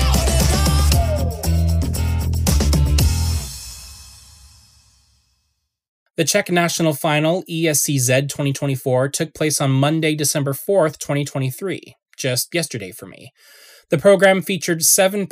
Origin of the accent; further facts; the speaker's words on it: Canada; as a Canadian